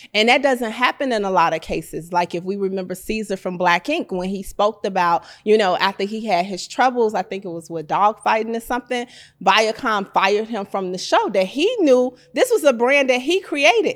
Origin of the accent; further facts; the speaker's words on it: Chicago, Illinois, United States; I'm from Chicago